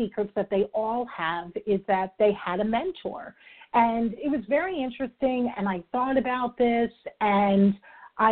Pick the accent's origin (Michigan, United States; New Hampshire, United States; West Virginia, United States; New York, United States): New York, United States; I'm a New Yorker, I talk fast